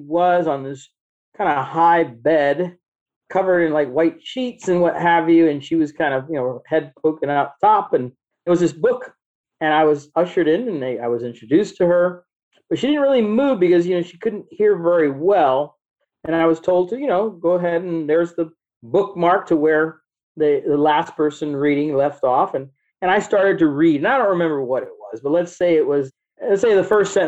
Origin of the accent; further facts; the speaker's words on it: Miami, Florida, United States; I'm from Miami, born and raised